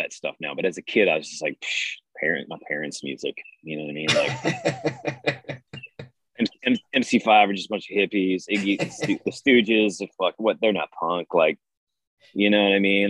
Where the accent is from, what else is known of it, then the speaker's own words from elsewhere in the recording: Detroit, Michigan, United States; I'm from Detroit